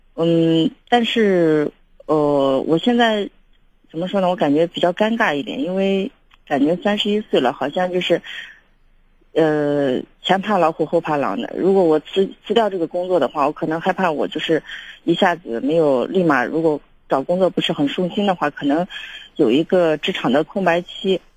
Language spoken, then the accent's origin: Chinese; Shaanxi, China; moved away; 我是想打算回陕西的，因为我也是陕西人嘛。